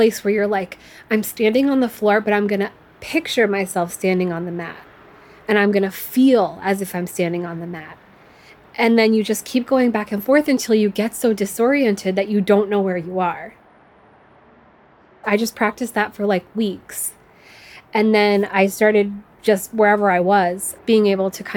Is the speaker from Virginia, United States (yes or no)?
yes; Norfolk, Virginia, United States; I come from Norfolk, Virginia, which is like a military town